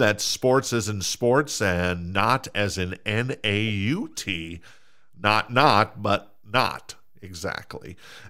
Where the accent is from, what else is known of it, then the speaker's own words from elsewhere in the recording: Minnesota, United States; accent: Minnesota; That's my Minnesota accent coming out there, in case you didn't know.